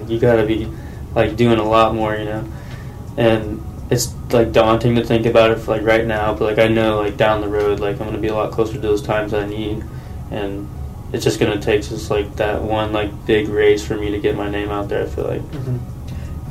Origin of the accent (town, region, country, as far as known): Taylorville, Illinois, United States; born or raised there